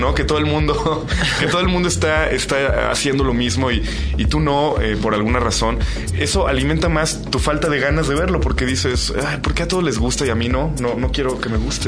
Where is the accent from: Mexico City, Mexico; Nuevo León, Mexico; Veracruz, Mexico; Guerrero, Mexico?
Mexico City, Mexico; estuve en la Ciudad de México en los años 80